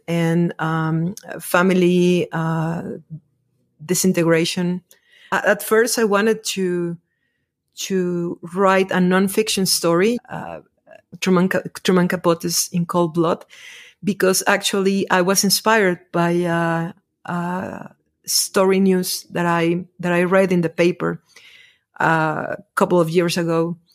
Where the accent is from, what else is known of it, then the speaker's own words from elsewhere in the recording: Mexico; I'm a writer from Mexico